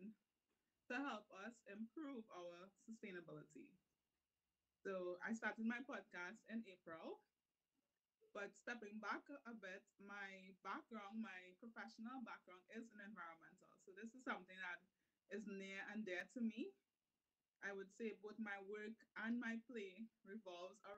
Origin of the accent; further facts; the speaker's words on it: Trinidad & Tobago; I am a Trinidadian podcaster. So I'm based in Trinidad